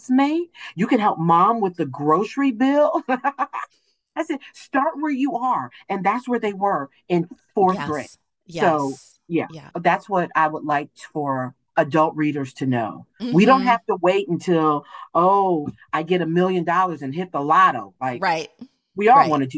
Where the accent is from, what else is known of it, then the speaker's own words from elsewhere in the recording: Cleveland, Ohio, United States; I was born and raised in Cleveland, Ohio